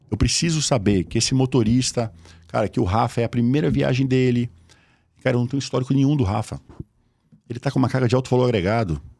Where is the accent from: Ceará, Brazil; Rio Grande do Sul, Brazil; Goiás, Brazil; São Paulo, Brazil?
São Paulo, Brazil; Osasco; eu sou de Osasco